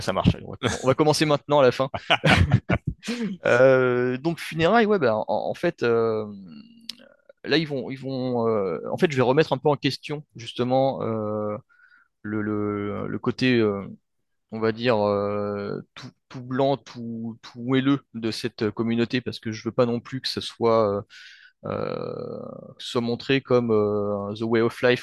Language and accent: French; France; je suis d'origine vietnamienne, mais bon, euh, j'ai grandi en France et, euh, je, me sens français